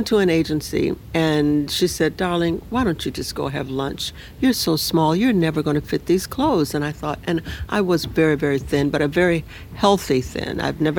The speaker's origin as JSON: {"language": "English", "town": "Nashville", "region": "Tennessee", "country": "United States", "tie": "born or raised there", "also_born_or_lived": "Los Angeles", "moved": "as an adult", "said": "I'm from Nashville, Tennessee, and I was born and raised there. At 18 years old, I decided that I really want to be a model, and I knew I couldn't do it there, so I went to Los Angeles"}